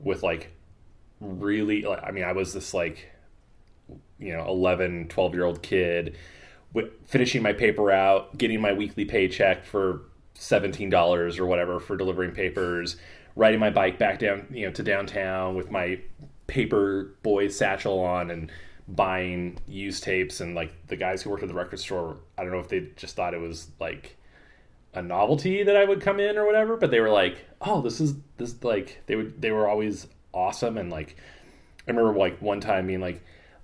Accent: Moscow, Idaho, United States; moved away; also born or lived in Newport, Washington / western Washington; I am originally from Moscow, Idaho, which is a small town in northern Idaho

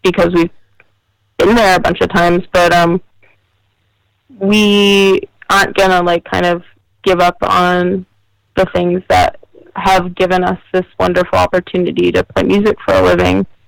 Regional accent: New Jersey, United States; to be from New Jersey

